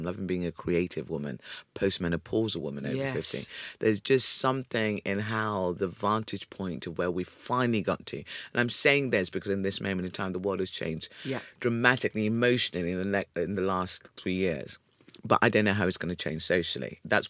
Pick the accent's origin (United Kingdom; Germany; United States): United Kingdom; Ipswich, East of England; also born or lived in South Africa (heritage); my saving grace growing up in Ipswich and Felix, there was the Wolsey Youth Theatre.